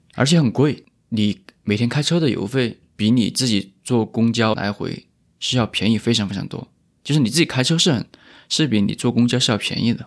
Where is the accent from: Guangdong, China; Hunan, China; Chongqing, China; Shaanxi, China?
Chongqing, China; Wanzhou; also born or lived in Fengjie, Chongqing; now in Toronto, Canada; 我是重庆人嗯。但是重庆也很大啊。我出生是在重庆的一个城市，然后我成长也是在重庆的另外一个城市